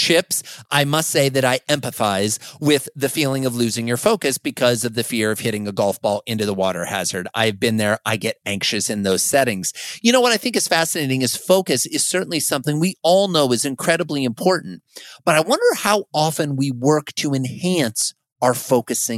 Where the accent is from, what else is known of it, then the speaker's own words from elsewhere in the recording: Fort Dodge, Iowa, United States; moved away; I recently moved to my hometown where I grew up, of Fort Dodge, Iowa